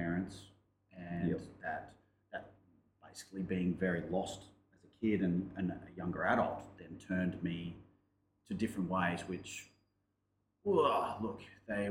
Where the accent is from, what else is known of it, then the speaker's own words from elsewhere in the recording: Brisbane, Queensland, Australia; I grew up in Brisbane.